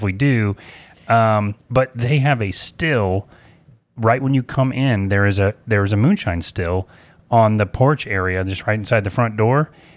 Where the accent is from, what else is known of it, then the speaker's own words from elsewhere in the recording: Apopka, Florida, United States; I'm from Apopka